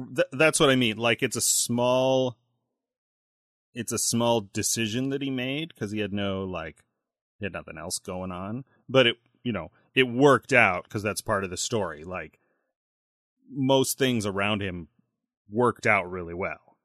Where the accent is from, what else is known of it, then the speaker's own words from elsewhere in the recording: United States; I'm American